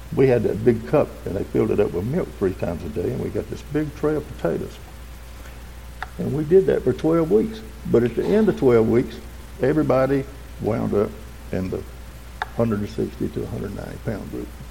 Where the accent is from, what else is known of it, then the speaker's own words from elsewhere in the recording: Westminster, South Carolina, United States; I was born in 1949 in Oconee Memorial Hospital and grew up in the big city of Westminster